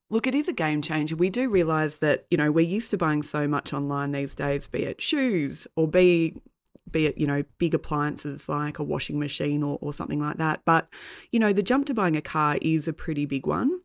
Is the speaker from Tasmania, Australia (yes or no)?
yes; Tasmania, Australia; I grew up in Tassie